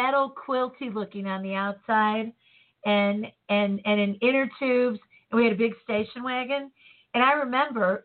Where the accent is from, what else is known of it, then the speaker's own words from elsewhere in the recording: Chicago, Illinois, United States; growing up in Chicago